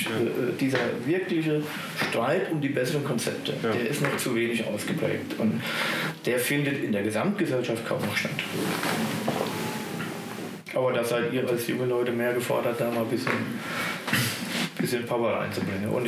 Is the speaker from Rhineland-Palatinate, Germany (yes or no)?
yes; Bad Kreuznach, Rhineland-Palatinate, Germany; Aber Kreuznach ist wirklich im besten Sinne des Wortes meine Heimatstadt.